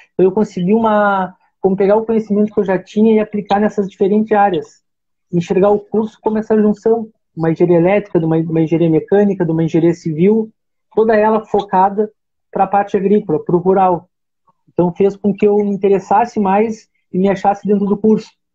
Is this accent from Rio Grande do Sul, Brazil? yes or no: yes; Arroio Grande, Rio Grande do Sul, Brazil; now in Pelotas, Brazil; eu sou natural de Arroio Grande, tá? mas, mas por toda a minha formação aqui em Pelotas